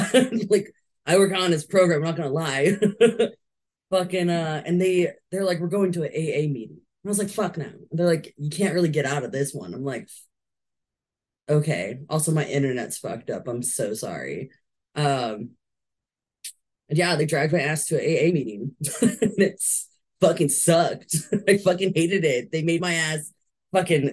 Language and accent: English; California, United States; I was born and raised in California.